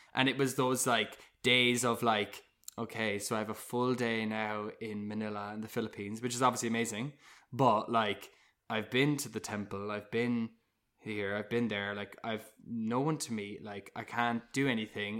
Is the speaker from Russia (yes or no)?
no; Cork, Munster, Ireland; moved away as an adult; also born or lived in London; I grew up in Cork